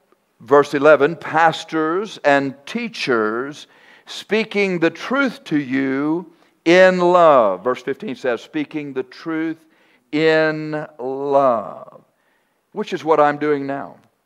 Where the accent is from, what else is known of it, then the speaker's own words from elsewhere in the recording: Texas, United States; I'm from Texas.